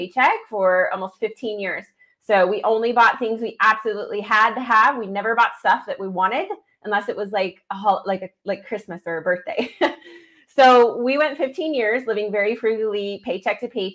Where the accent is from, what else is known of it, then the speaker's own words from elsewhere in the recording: Idaho Falls, Idaho, United States; my hometown of Idaho Falls